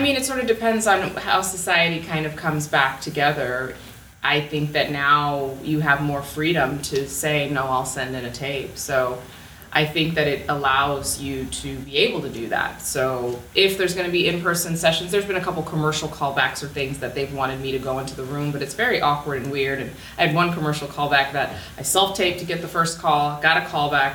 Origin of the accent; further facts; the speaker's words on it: Los Angeles, California, United States; also born or lived in South Orange County / San Clemente, California; I was born at UCLA Medical, I was born and raised in Koreatown